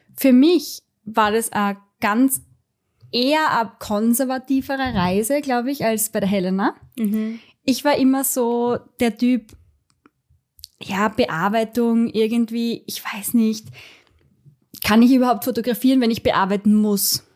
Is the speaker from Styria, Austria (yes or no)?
yes; Styria, Austria; bei uns in der Steiermark